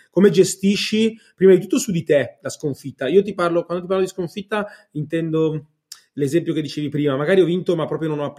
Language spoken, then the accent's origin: Italian; Varese, Lombardy, Italy; sono di Varese, però in generale siamo più o meno in quella